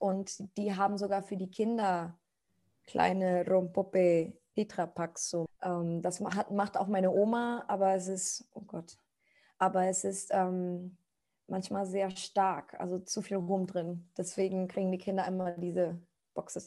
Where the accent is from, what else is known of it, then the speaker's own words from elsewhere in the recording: Costa Rica; German is a second language; moved away as an adult; now in Germany; ich komme aus Costa Rica. Ich bin seit sechs Jahren in Deutschland